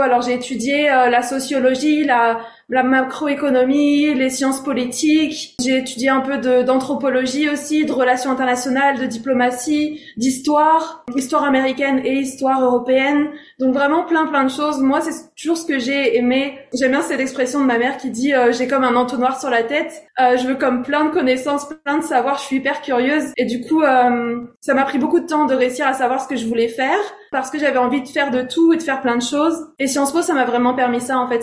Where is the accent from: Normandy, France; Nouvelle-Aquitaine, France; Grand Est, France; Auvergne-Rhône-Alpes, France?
Normandy, France; Rouen; moved away as an adult; also born or lived in Strasbourg, France / Los Angeles, United States; now in Hamilton, Canada; Je suis née à Strasbourg, en France. Euh, mais j'ai grandi, euh, la plupart de mon enfance, euh, en Normandie, près de Rouen